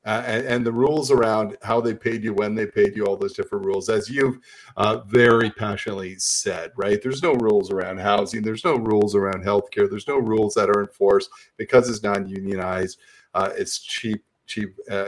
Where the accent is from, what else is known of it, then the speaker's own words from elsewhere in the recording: Niagara, Ontario, Canada; I grew up in Niagara